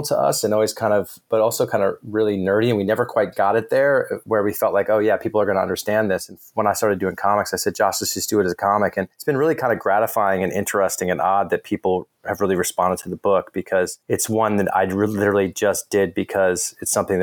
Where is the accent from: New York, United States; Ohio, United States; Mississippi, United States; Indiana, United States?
Indiana, United States; I was born in Indiana